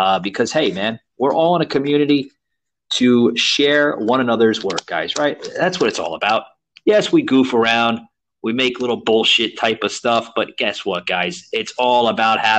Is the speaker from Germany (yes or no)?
no; New Jersey, United States; moved away as an adult; also born or lived in Lower East Side, New York; now in Orlando, United States; I was born in New Jersey and then I moved over to the Lower East Side, when I was graduated high school and stuff